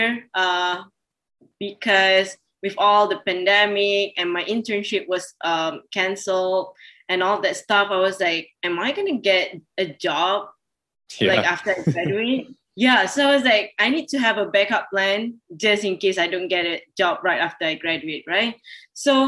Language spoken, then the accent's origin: English; Malaysia; also born or lived in Washington, United States / Purdue University, Indiana, United States; I'm from Malaysia, studied at Purdue for 2.5 years